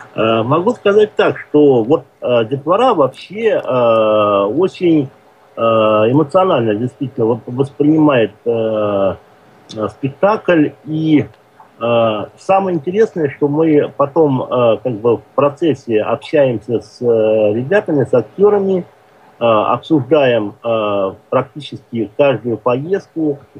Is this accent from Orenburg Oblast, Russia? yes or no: yes; Orenburg, Orenburg Oblast, Russia; moved away; я родом с Оренбурга